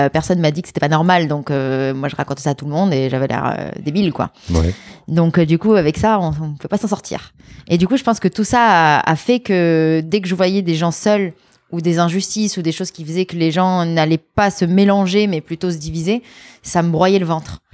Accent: Lyon, Auvergne-Rhône-Alpes, France; also born or lived in Grenoble; je, suis née à Grenoble, mais j'ai grandi à Lyon.

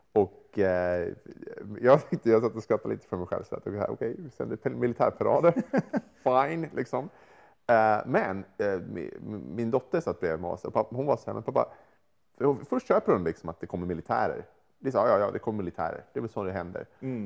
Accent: Sweden; moved away; som svensk

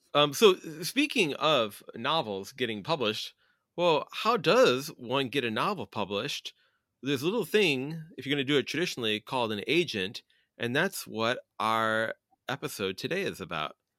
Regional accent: Chicago, Illinois, United States; I'm a Chicagoan

